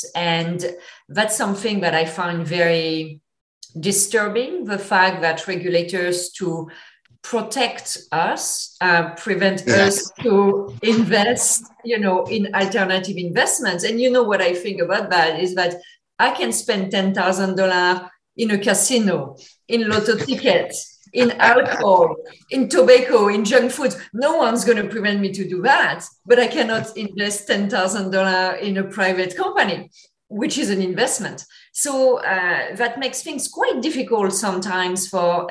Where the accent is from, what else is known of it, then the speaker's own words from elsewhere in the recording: France; English is a second language; moved away; I apologize in advance if my accent is a bit thick. I'm from France originally